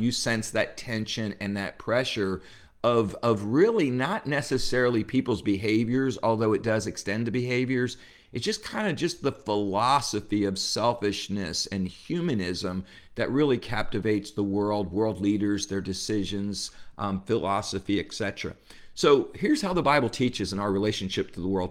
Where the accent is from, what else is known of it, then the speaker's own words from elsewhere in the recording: New Jersey, United States; I grew up in New Jersey